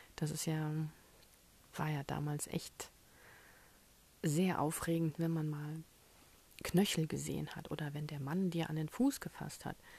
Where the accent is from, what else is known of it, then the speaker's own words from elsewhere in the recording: Germany; als Deutsche